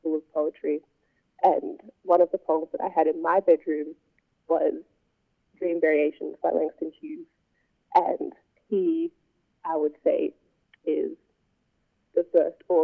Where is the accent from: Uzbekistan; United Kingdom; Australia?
Australia; Hobart, Tasmania; growing up in Hobart and there not being that many Black people around